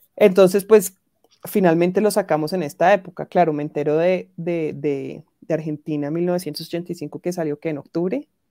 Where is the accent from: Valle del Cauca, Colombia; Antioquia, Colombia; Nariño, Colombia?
Valle del Cauca, Colombia; Cali; also born or lived in France; yo soy de Cali